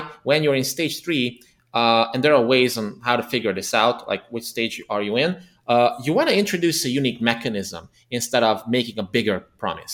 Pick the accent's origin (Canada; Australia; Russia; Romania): Romania; Transylvania; English is a second language; moved away as an adult; now in Budapest, Hungary; ethnically Hungarian, but I was born and raised in the Transylvania region of Romania